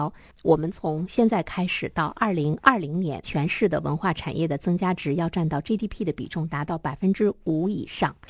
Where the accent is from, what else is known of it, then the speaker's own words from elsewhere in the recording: Dalian, Liaoning, China; 在这样的年末，我们大连人除了你去花钱购物，除了去逛街景儿，怎么样走进更多的文化的场所？